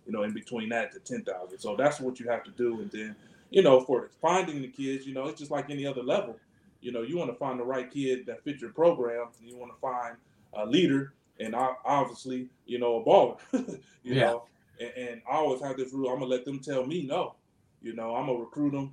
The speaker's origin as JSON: {"language": "English", "town": "Cleveland", "region": "Ohio", "country": "United States", "tie": "born or raised there", "said": "I'm from the Cleveland area, as far as where I went to school"}